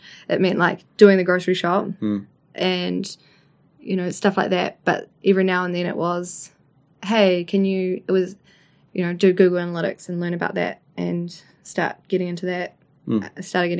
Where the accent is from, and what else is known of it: Levin, Manawatū-Whanganui, New Zealand; born or raised there